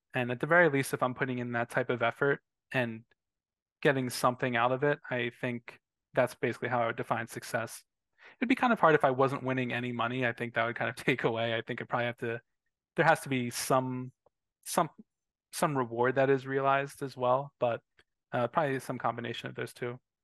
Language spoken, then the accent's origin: English; Philadelphia, Pennsylvania, United States; I'm from Philadelphia